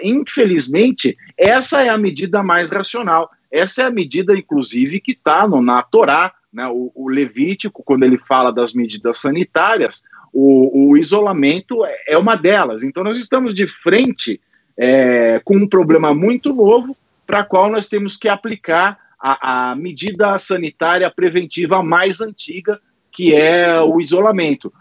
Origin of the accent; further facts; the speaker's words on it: Itapira, São Paulo, Brazil; a minha cidade natal é uma cidade que tem um hotel só no centro da cidade